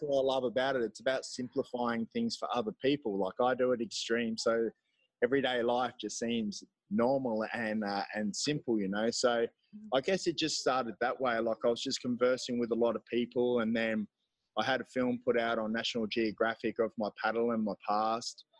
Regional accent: Gold Coast, Queensland, Australia; moved away as an adult; also born or lived in Melbourne; now in El Salvador; I'm from Australia. I'm from, I guess, my home base in Australia would be the Gold Coast. Though I've lived all over

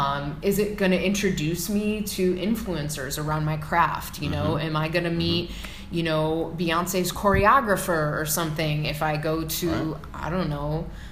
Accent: Midwest, United States; I mean, I grew up in the Midwest where there was none of that. It was very flat, nothing to, you know

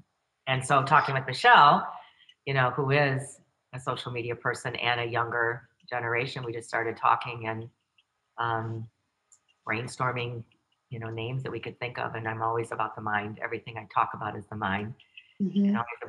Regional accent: Chicago, Illinois, United States; I'm a product of the 60s. You know, I grew up in the Chicago area and the 60s riots and the 60s movement

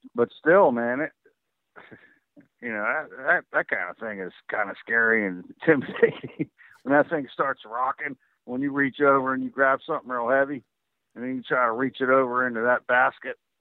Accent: West Virginia, United States; I'm from West Virginia

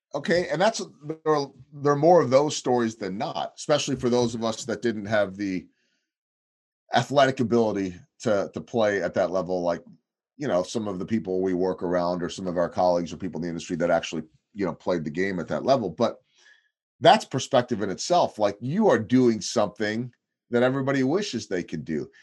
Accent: Chicago, Illinois, United States; moved away as an adult; also born or lived in Wisconsin / St. Louis; now in Kansas City, United States; as a kid growing up on the North Shore

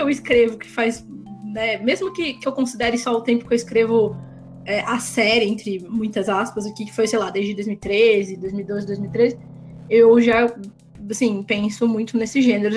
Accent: Campinas, São Paulo, Brazil; now in Paulínia, Brazil; Eu sou do interior de São Paulo, sou de. Eu sou de Campinas, eu moro em Paulínia

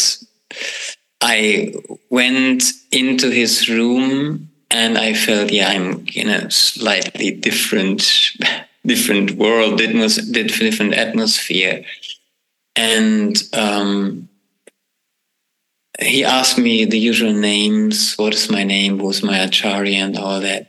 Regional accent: Braunschweig, Lower Saxony, Germany; a group that has a health food store in my hometown

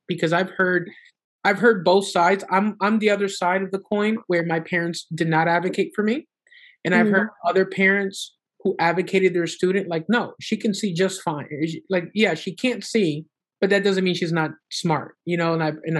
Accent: Honduras; now in United States; And here in the state of Florida, so we're originally from Honduras

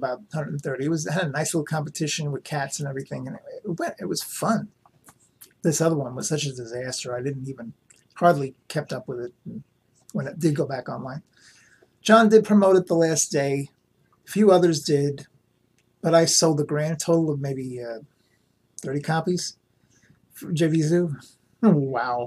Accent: New York City, New York, United States; growing up in New York City

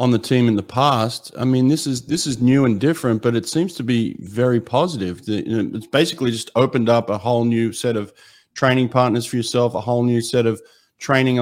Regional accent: Sydney, New South Wales, Australia; moved away; I'm from the south side, the cooler side

